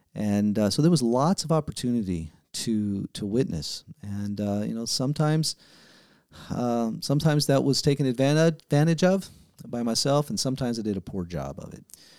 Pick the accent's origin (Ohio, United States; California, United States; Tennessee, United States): Tennessee, United States; Memphis; born there; also born or lived in Abbeville, Louisiana; I was born in Memphis, Tennessee and lived in 1, 2, 3, 4, 5, 6, 7. I think it was seven different states. Eight or nine different homes before we finally settled down in Abbeville, Louisiana.